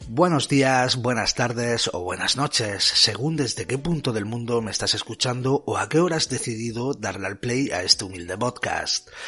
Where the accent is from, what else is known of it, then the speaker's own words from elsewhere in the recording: Spain; lo entendidos que somos los españoles